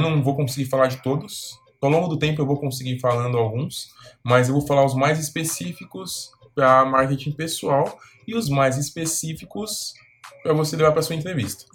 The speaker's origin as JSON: {"language": "Portuguese", "region": "São Paulo", "country": "Brazil", "tie": "born or raised there", "said": "Eu nasci e fui criado aqui em São Paulo"}